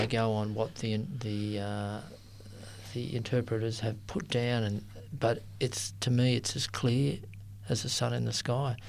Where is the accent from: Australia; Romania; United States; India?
Australia; Sydney, New South Wales; I grew up in Sydney